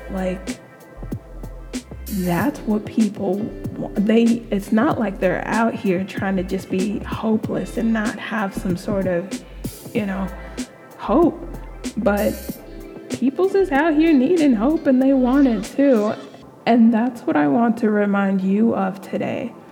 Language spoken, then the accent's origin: English; California, United States; being in this country, being back here, like I grew up in California and then moving back